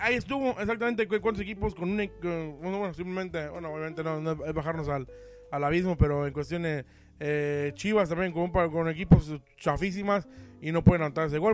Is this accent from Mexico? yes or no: yes; Mexico; soy mexicano